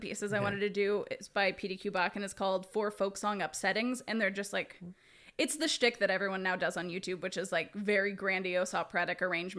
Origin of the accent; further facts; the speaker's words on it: Houston, Texas, United States; moved away as an adult; now in Los Angeles, United States; Houston, Texas.